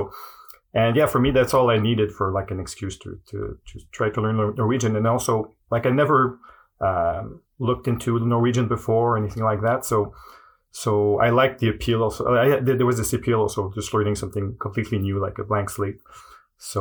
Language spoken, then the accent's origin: English; Montreal, Quebec, Canada; first language French; English is a second language; I'm from Montreal. My native language is French